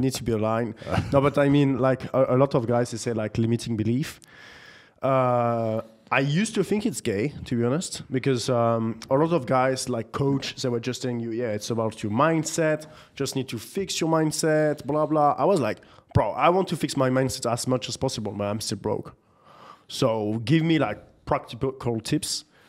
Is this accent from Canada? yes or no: no; Nantes, Pays de la Loire, France; moved away; also born or lived in Paris; I grew up in the beautiful city of Nantes in France